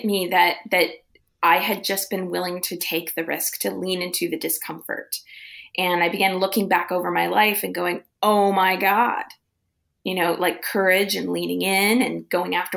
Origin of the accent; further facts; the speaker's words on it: Midwest, United States; now in California, United States; I grew up in the Midwest, came to California